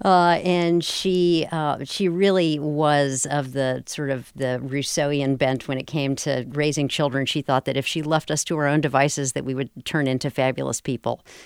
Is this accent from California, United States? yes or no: no; Durham, North Carolina, United States; I grew up in Parkwood, a tiny little subdivision in southeastern Durham County